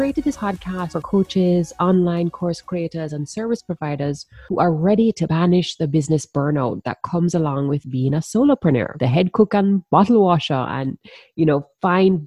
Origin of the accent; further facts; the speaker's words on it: Jamaica; I'm from the Caribbean, and if you didn't already pick up the accent, I'm a proud Jamaican woman.